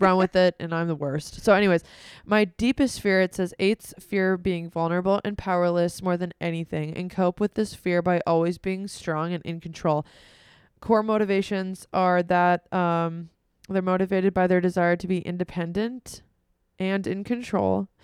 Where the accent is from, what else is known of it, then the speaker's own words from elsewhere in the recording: United States; we're American